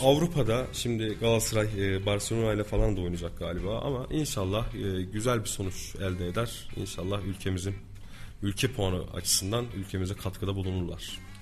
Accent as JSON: {"language": "Turkish", "region": "Kayseri Province", "country": "Turkey", "tie": "born or raised there"}